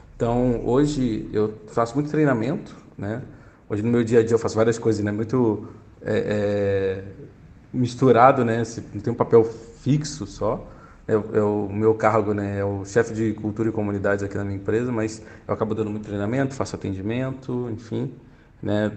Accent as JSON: {"language": "Portuguese", "region": "Rio de Janeiro", "country": "Brazil", "moved": "as an adult", "lives_now": "São Paulo, Brazil", "said": "Sou carioca também, atualmente morando em São Paulo agora há seis anos"}